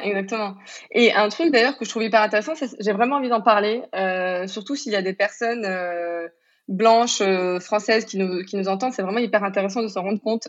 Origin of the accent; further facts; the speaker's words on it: Morocco; je suis marocaine, j'ai grandi au Maroc